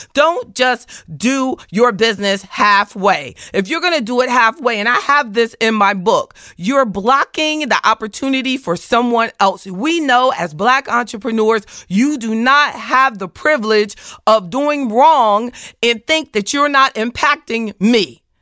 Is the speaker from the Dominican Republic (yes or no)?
no; the South, United States; I, I'm from the South.